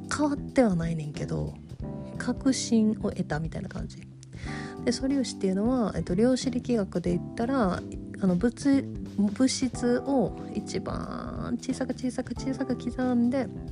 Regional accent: Kansai, Japan; accent: Kansai-ben

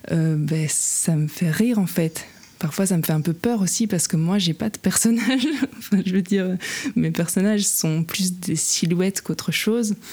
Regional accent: Luxembourg, Belgium; c'est d'écrire sur, euh, sur la rivière de chez moi, de mon enfance, sur la Semois.

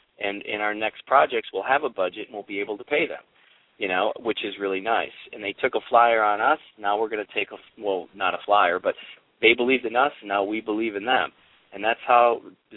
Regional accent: Appleton, Wisconsin, United States; I'm from Appleton, Wisconsin

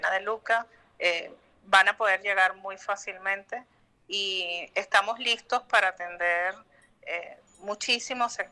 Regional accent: Venezuela; Como los venezolanos venimos del futuro

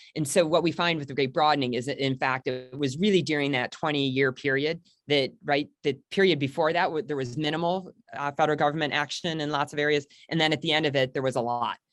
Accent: Michigan, United States; moved away as an adult; also born or lived in Richmond, Virginia / Washington, D.C.; I grew up in Michigan. Uh, I spent the first eighteen years of my life there

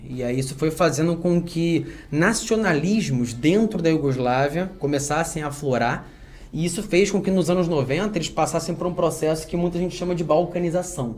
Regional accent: Brazil; como brasileiro

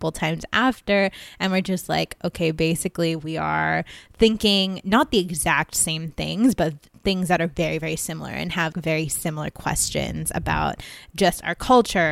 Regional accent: Vancouver, British Columbia, Canada; I'm from Vancouver, BC, Canada. So I live over here

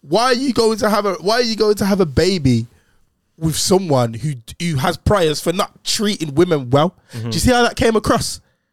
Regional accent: Jamaica; I'm Jamaican, but like

